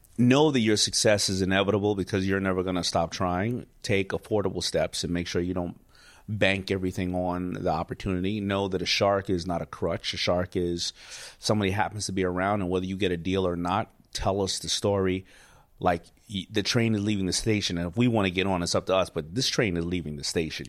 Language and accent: English; New York City, New York, United States; I grew up in New York City